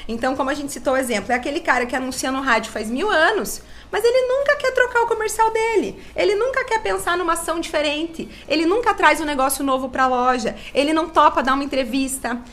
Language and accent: Portuguese; Salto do Lontra, Paraná, Brazil; eu sou de Salto do Lontra, nasci aqui, né? A maior parte da minha vida eu morei aqui.